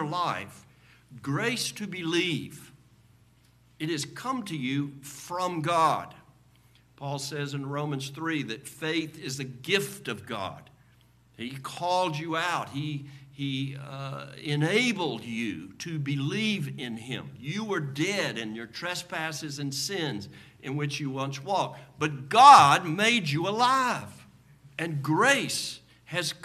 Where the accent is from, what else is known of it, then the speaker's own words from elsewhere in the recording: United States; as Americans